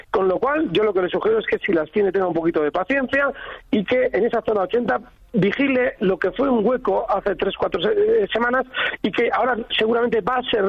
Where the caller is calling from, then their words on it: Madrid, Community of Madrid, Spain; Hola, buenas tardes. … de Madrid.